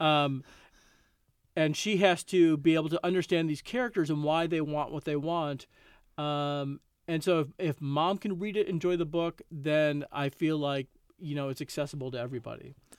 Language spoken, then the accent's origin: English; Chicago, Illinois, United States; I grew up in Chicago, and certainly growing up as a Cubs fan